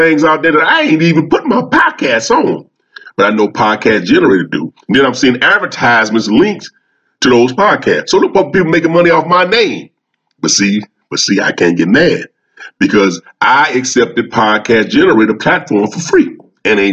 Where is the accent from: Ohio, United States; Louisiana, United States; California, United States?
Louisiana, United States; Louisiana, my hometown.